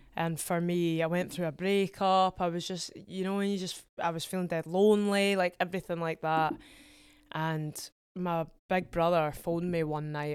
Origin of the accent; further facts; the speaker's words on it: Edinburgh, Scotland, United Kingdom; I'm from Edinburgh